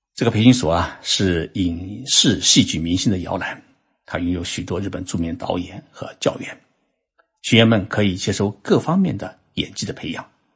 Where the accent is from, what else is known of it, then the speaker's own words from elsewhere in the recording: Zhoushan, Zhejiang, China; moved away as an adult; now in Japan; 在我老家舟山啊